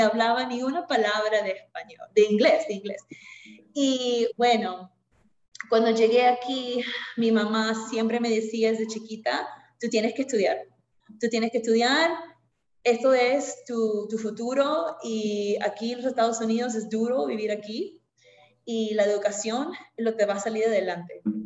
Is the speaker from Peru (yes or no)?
yes; Lima, Peru; moved away as an adult; now in United States; yo originalmente soy de Lima, Perú. Nací en Lima, crecí en Lima